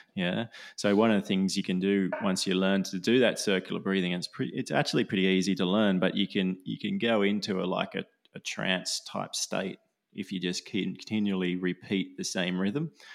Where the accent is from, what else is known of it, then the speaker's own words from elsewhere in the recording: Australia; I'm Aussie